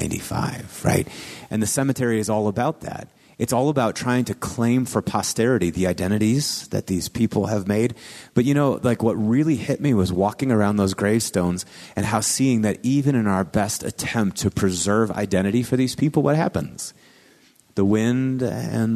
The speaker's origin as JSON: {"language": "English", "town": "Marshfield", "region": "Wisconsin", "country": "United States", "tie": "born or raised there", "moved": "yes", "said": "my hometown, Marshfield, Wisconsin"}